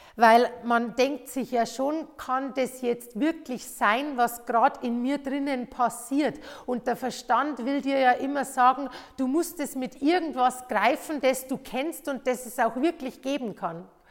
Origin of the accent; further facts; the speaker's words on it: Bavaria, Germany; bei uns in Bayern